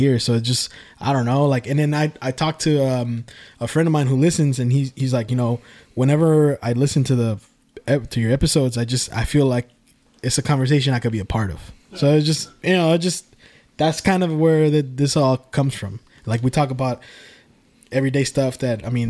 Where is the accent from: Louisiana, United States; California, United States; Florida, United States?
California, United States; Richmond; we're all from Richmond, born and raised in Richmond